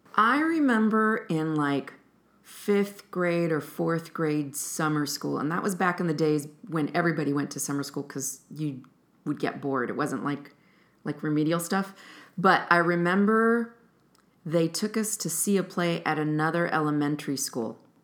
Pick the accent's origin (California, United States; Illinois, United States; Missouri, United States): California, United States; Fresno; moved away as an adult; now in Chicago, United States; I'm originally from Fresno, California, and I've been in Chicago since nineteen ninety-five